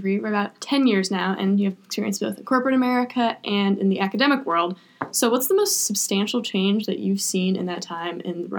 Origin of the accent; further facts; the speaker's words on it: Cleveland, Ohio, United States; I'm from Cleveland, Ohio.